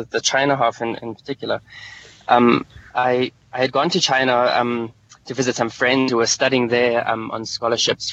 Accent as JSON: {"language": "English", "country": "Lesotho", "tie": "born or raised there", "also_born_or_lived": "South Africa", "said": "I've grown up my whole life in Lesotho"}